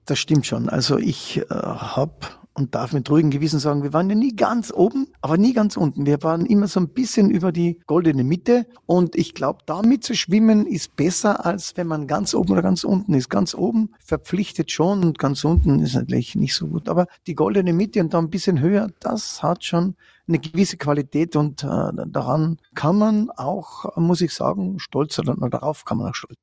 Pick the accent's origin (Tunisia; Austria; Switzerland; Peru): Austria; Carinthia; in Österreich, also bei uns in Kärnten